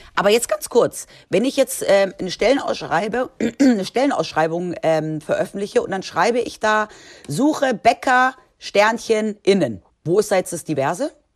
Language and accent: German; Spain; moved away; ich bin ja in Spanien aufgewachsen